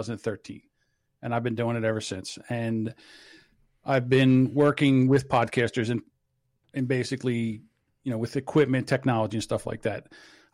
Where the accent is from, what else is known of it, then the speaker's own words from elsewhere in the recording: New Jersey, United States; I am straight from New Jersey.